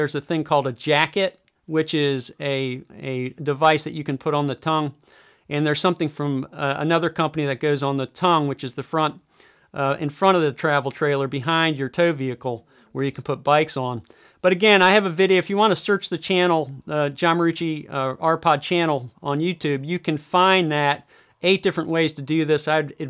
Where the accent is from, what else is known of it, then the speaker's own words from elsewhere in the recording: Michigan, United States; So here I'm going to do a quick search in my home state of Michigan.